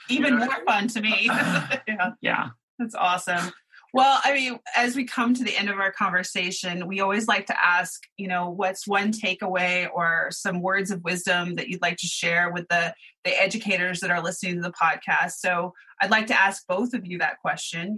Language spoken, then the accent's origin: English; Oklahoma, United States; I grew up in Oklahoma